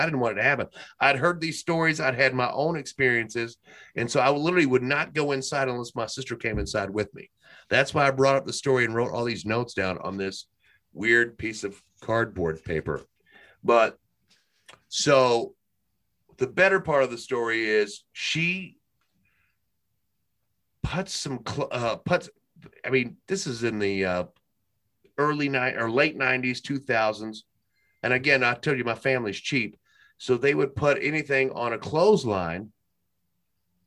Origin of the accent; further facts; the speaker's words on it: Kentucky, United States; We're from Kentucky.